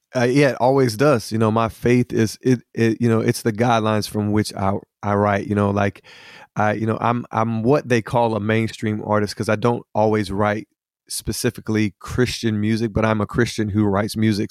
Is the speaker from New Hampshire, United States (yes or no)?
no; Hickory, North Carolina, United States; I'm originally from Hickory, North Carolina, uh, from a, a big blended family of, of twelve children. And, uh, I kinda grew up in the area there